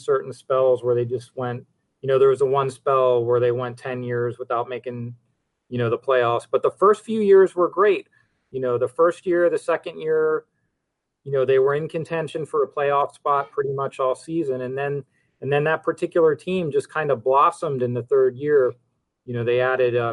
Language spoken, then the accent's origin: English; Miami, Florida, United States; also born or lived in Birmingham, Alabama; I was born in Miami, and I've lived here like 99% of my life